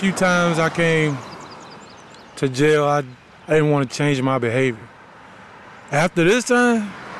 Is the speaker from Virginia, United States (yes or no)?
yes; Albemarle County, Virginia, United States; I'm from Albemarle County